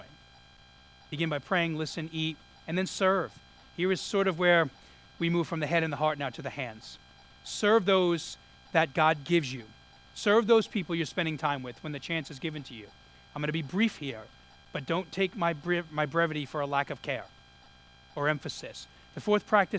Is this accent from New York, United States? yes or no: yes; New York City, New York, United States; moved away; I grew up in Brooklyn